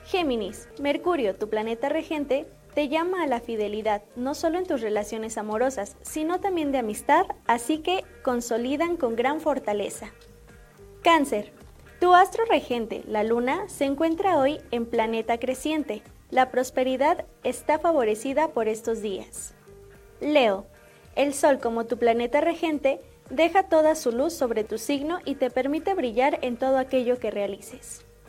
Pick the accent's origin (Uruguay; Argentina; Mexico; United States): Mexico